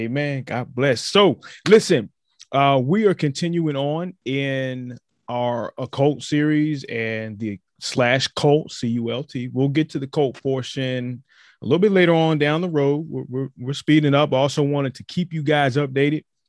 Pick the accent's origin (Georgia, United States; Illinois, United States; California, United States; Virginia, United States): Virginia, United States; My home state of Virginia